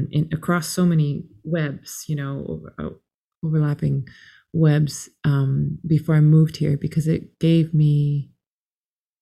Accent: Toronto, Ontario, Canada; also born or lived in North Yorkshire, United Kingdom; we moved back to Canada. My mom was from Canada. We moved back there when I was still a baby

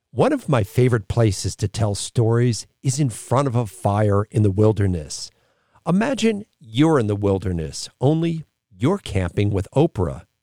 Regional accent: United States; as an American

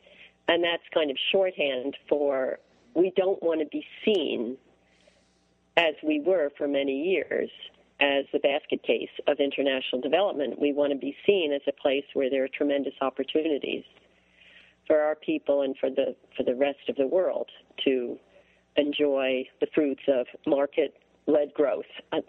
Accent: Montclair, New Jersey, United States; I grew up in a suburb of New York City, Montclair, New Jersey. In a, you know, a prosperous 1950s setting.

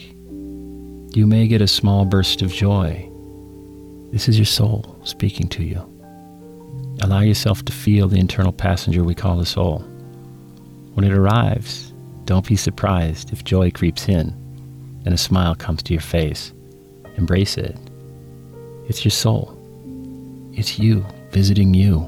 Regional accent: United States; I'm an American

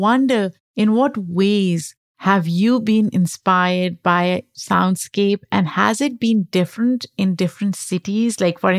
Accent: Lahore, Punjab, Pakistan; I grew up in Lahore, and I can give you an example of that. It's a very crowded place.

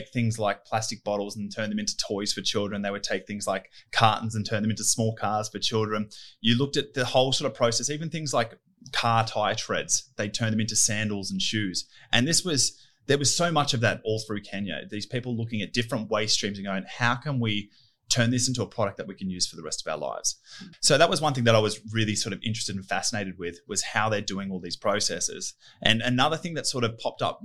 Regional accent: Richmond, New South Wales, Australia; I grew up in Richmond, Windsor, Western Sydney. Spent all my schooling life there.

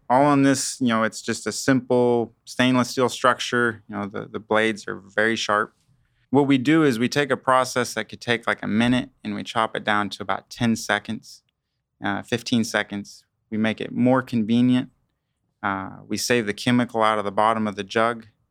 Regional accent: Kingman, Kansas, United States; I am from Kingman, Kansas

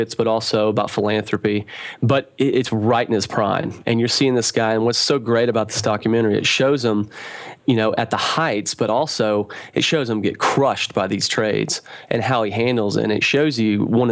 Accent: Knoxville, Tennessee, United States; I'm from Knoxville, Tennessee.

